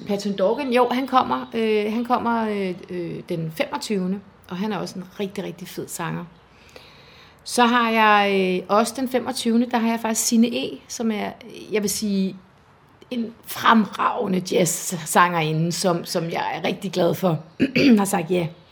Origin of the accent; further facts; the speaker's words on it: Esbjerg, Southern Denmark, Denmark; moved away as an adult; now in Humlebæk, Denmark; jeg er vokset op i Esbjerg